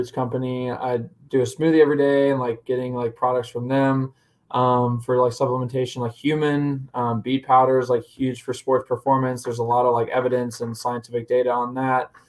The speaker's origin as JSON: {"language": "English", "region": "Indiana", "country": "United States", "tie": "born or raised there", "said": "I grew up with him in Indiana"}